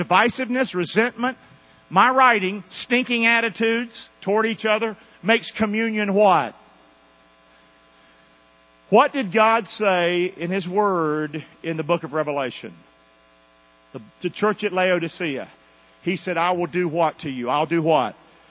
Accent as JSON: {"language": "English", "region": "North Carolina", "country": "United States", "moved": "yes", "said": "I came from North Carolina. Now, my kids were born here, but most all of us have in common that we came from somewhere else."}